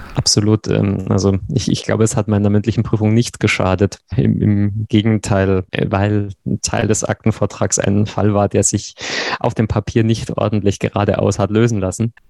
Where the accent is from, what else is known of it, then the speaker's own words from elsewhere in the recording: Regensburg, Bavaria, Germany; moved away as an adult; now in Konstanz, Germany; ich bin gebürtiger Regensburger und zum Studium nach Konstanz gewechselt und sozusagen da hängen geblieben